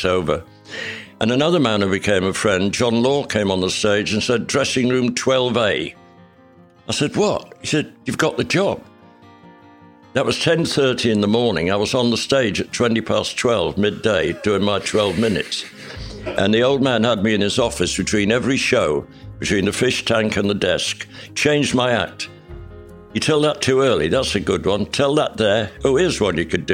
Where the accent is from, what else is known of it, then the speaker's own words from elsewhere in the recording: Leeds, Yorkshire and the Humber, United Kingdom; debut in the City Varieties Theatre in my hometown